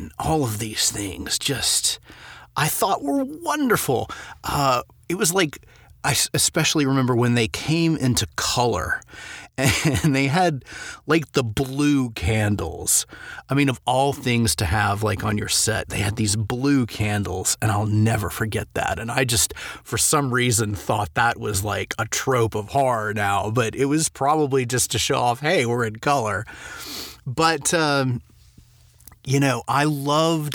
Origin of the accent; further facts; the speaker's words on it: Memphis, Tennessee, United States; moved away; I grew up partially in Memphis, Tennessee